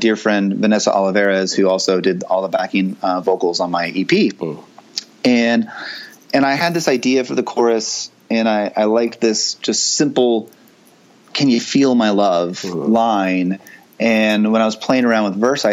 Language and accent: English; the South, United States; accent: Southern twang; I was raised in the South, even though my parents are from the North. Uh-huh. And so there's a hint of Southern twang in my voice